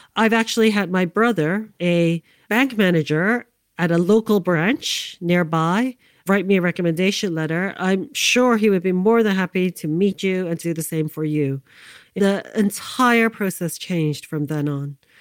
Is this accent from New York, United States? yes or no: yes; New York City, New York, United States; I grew up in New York City, Manhattan, downtown in the Lower East Side, the 1970s